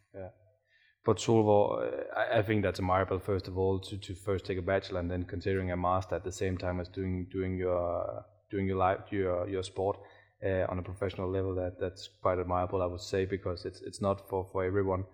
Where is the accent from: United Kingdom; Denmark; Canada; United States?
Denmark; I'm from Denmark